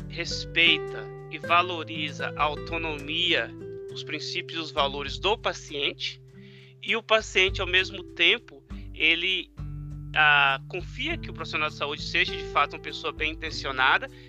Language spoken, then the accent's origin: Portuguese; Brazil; moved away as an adult; now in United States; Às vezes quando eu venho do Brasil, eu trago um pouco óleo do piqui para mim. E eu vim parar nos Estados Unidos por questão do doutorado.